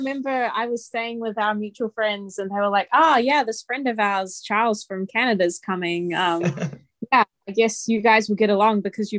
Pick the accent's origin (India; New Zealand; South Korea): New Zealand; South Island; I grew up in the South Island of New Zealand in a very, I guess, for lack of a better word, white area. I look pretty white